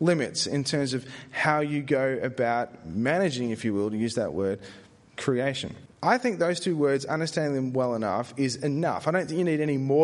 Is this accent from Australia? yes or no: yes; Australia; I said it as an Aussie.